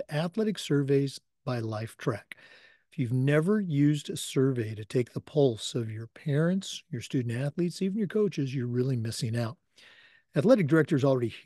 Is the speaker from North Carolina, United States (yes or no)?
no; Oregon, United States; now in Florida, United States; I grew up in Oregon, and, you know, I've been in Florida here for a long time